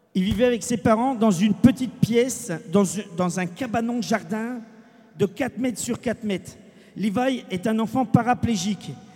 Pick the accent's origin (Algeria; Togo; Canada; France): France; nous sommes français, nous, gens du voyage